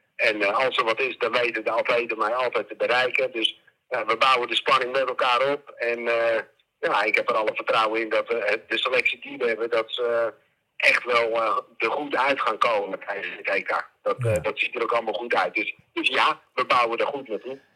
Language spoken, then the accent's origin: Dutch; Netherlands; ons als Nederlanders